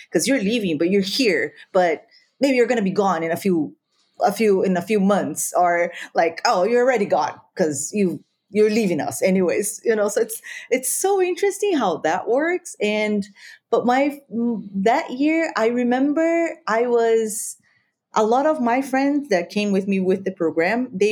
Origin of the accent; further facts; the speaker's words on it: Brazil; first language Spanish; English is a second language; moved away as an adult; also born or lived in Peru; now in Abuja, Nigeria; I grew up in Brazil